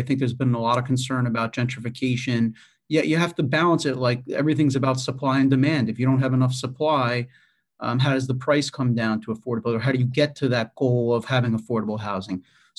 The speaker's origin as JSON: {"language": "English", "town": "New York City", "region": "New York", "country": "United States", "said": "as just a New Yorker, you know, approaching that person can potentially be a problem."}